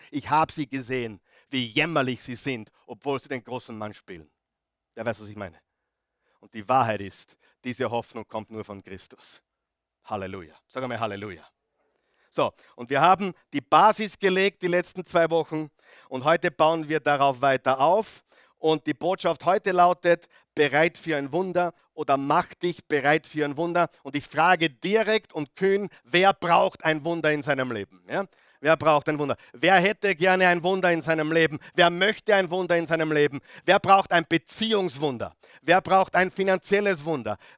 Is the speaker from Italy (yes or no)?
no; Grieskirchen, Upper Austria, Austria; heute früh wieder in Grieskirchen, wo ich her bin, als Oberösterreicher